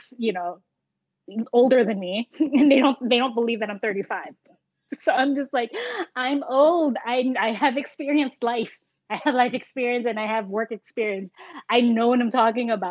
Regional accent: United States; accent: American; I was born in America. My family's Filipino.

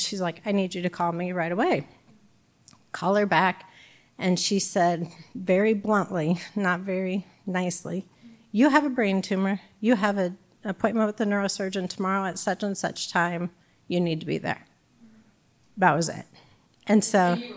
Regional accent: Bloomington, Illinois, United States; now in Peoria, United States; I'm from Bloomington, so my family was closer

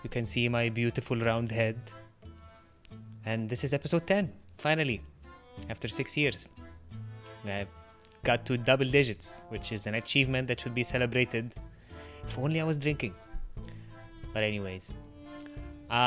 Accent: Egypt; first language Arabic; English is a second language; moved away; I'm from Egypt

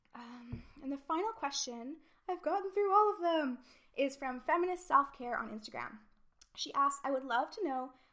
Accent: Canada; moved away as an adult; now in United Kingdom; not being British and not knowing the history or even the current situations as well as I would in Canada

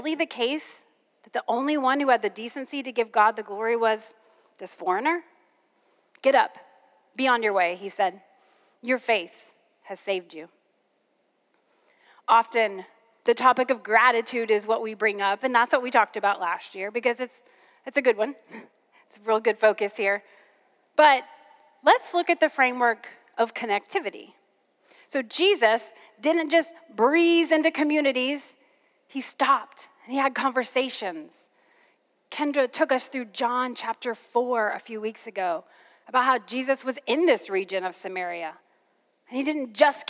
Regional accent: Kentucky, United States; I'm originally from Kentucky

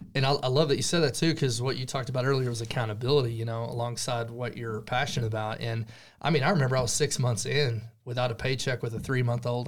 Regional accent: Stinnett, Texas, United States; now in Amarillo, United States; I grew up here in the Texas Panhandle, about fifty miles away from Amarillo, little small town called Stinnett

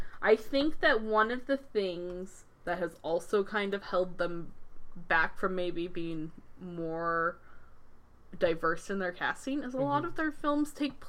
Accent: Arizona, United States; I was raised in Arizona.

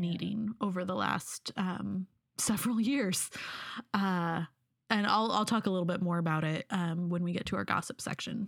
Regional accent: Pacific Northwest, United States; I'm from the Pacific Northwest.

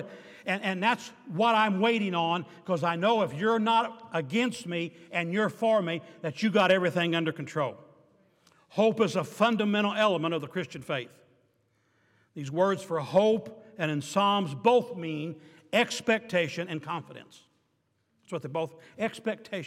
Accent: the South, United States; I'm from the South

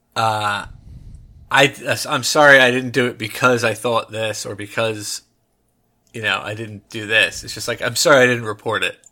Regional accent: United States; I'm American

